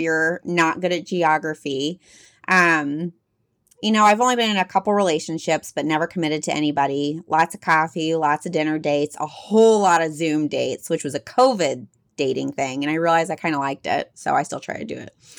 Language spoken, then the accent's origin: English; Texas, United States; accent: Texas mixed with some Midwest; also born or lived in Midwest; I grew up in Texas, which you might be able to hear a little bit my voice, mixed with some Midwest